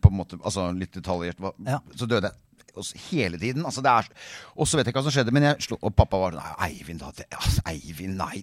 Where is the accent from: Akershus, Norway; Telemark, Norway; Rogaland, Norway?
Akershus, Norway; Ski; Jeg vokste opp i Ski.